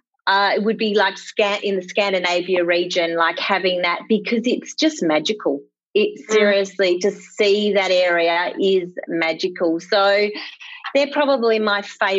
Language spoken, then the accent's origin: English; Bendigo, Victoria, Australia; now in Melbourne, Australia; I was from the country. I'm a country girl. I'm from Bendigo. And I suppose people who know Victoria probably think that's not the country. But back when I was born, it was the country.